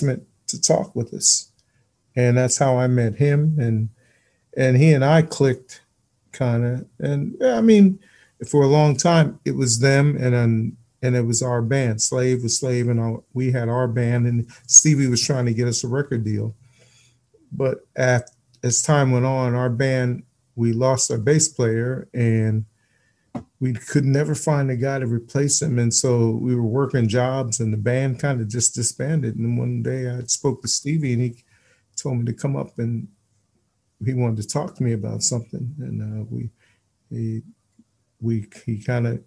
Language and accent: English; Linden, New Jersey, United States; when I was growing up in Linden, New Jersey